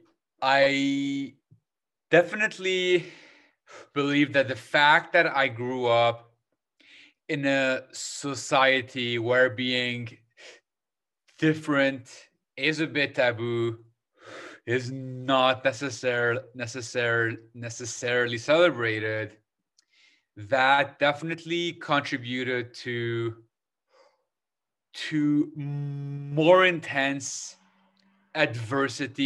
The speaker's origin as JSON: {"language": "English", "country": "Lebanon", "tie": "born or raised there", "moved": "yes", "lives_now": "Toronto, Canada", "said": "I was born in in Lebanon"}